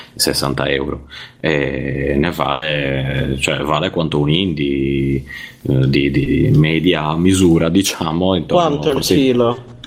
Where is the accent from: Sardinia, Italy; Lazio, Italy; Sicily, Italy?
Sardinia, Italy; Cagliari; now in Zurich, Switzerland; vi chiamo da, da Zurigo, ma, ma sono nato a Cagliari